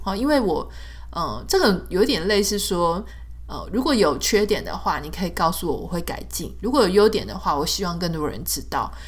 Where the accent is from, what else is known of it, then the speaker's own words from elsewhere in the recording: Pingtung County, Taiwan; 我们国小的时候在屏东